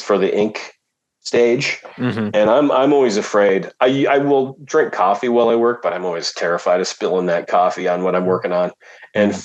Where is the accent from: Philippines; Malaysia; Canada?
Canada; sticking to my national roots there